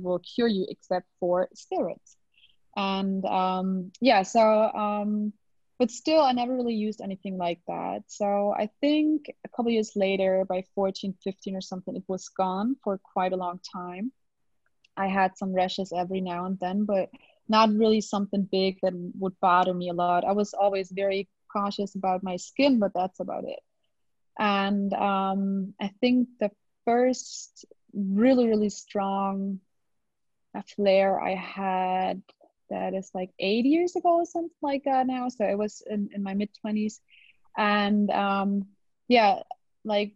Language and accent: English; Germany; English is a second language; I hope my English is good enough. I mean, I'm from Germany. I'm not originally from the States or something